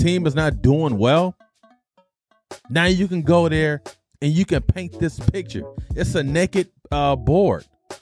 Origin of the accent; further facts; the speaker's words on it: Detroit, Michigan, United States; moved away as an adult; I grew up in Detroit